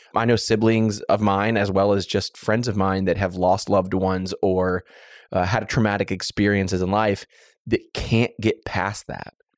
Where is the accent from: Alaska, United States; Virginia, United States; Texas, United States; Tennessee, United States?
Texas, United States; Waller; I grew up in Waller, Texas, the small town of Waller, Texas